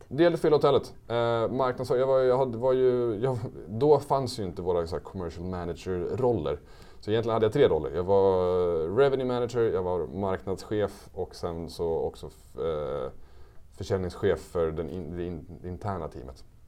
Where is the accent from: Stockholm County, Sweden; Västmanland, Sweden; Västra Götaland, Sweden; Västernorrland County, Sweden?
Västmanland, Sweden; Västerås; also born or lived in Switzerland; jag är ju från Västerås i grunden